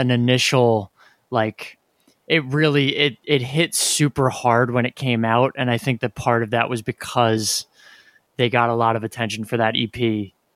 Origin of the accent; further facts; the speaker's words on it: New Jersey, United States; we're from New Jersey